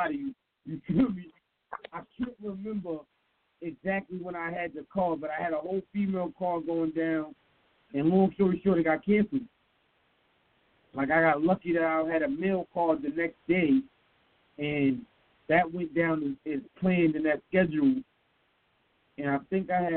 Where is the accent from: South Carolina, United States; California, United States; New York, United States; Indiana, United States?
New York, United States; I'm from New York. I'm a New York nigga